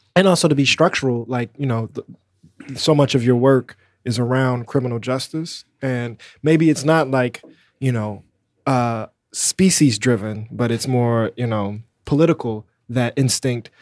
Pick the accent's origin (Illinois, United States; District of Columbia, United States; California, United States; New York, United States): Illinois, United States; Chicago; a black person growing up in Chicago